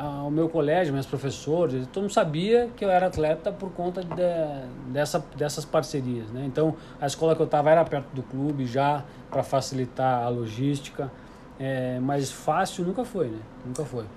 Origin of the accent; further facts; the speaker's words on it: Porto Alegre, Rio Grande do Sul, Brazil; eu estudava numa escola municipal de Porto Alegre, eu sou, sou gaúcho